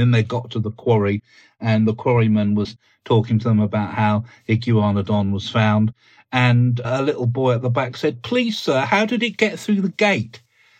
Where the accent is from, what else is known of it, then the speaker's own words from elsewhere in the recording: South East England, United Kingdom; In fact, it was a discovery from quite close to where I grew up in Sussex, in the Weald of Sussex, in the sandstone.